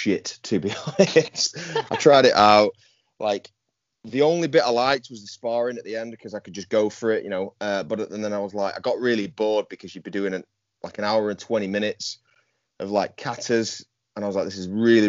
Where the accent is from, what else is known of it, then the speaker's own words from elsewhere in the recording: Yorkshire and the Humber, United Kingdom; also born or lived in Goole; I'm a Yorkshireman through and through, hence the Instagram handle. I live in a place called Goole, which is in the north of England.